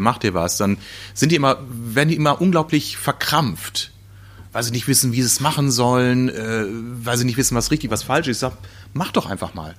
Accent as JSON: {"language": "German", "region": "North Rhine-Westphalia", "country": "Germany", "tie": "born or raised there", "said": "in meiner Heimat, äh, Ostwestfalen"}